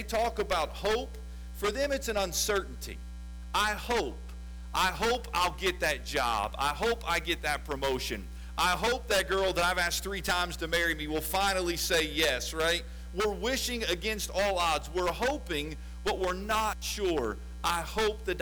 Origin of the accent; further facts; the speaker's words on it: West Chester, Ohio, United States; also born or lived in Lexington, Kentucky; I was born in Lexington, Kentucky, and then shortly after that moved to north of Cincinnati in a town called Westchester, Ohio. And that is where I was raised.